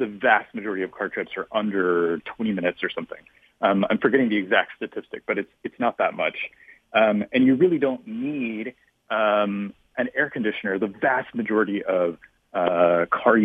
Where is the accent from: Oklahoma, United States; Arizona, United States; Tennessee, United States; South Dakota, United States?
Tennessee, United States; Memphis; now in Brooklyn, United States; I grew up in Memphis, Tennessee, where it's very hot and humid